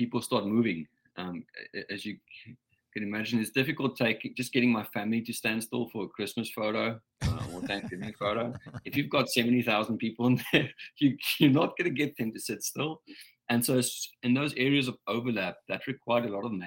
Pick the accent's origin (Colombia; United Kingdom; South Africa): South Africa; I'm a South African, born and bred